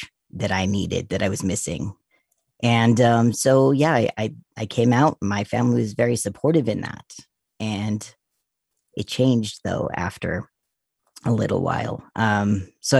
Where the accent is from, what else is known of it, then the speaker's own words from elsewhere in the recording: Utah, United States; I grew up in Utah